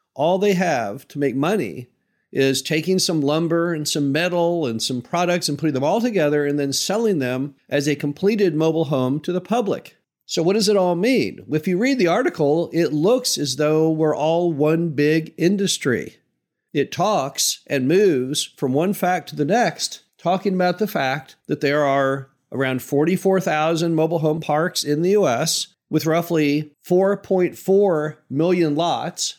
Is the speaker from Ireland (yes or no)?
no; Midwest, United States; as a Midwesterner